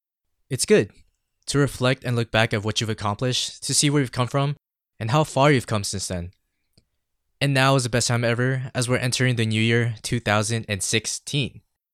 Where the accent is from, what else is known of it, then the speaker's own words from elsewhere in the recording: San Diego, California, United States; also born or lived in Philippines; I was born in the Philippines, but raised here in San Diego. I mean, part of the reason why I've lost my accent and adopted the California tongue.